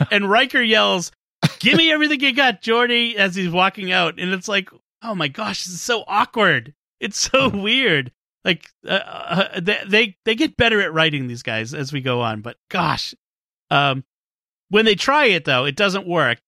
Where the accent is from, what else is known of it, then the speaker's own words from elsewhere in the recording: Boston, Massachusetts, United States; from my hometown of Boston